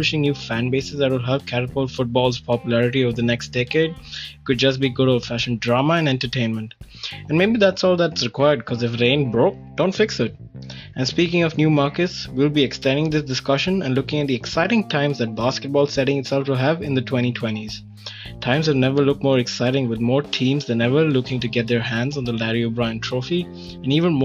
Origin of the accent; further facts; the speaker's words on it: India; being Indian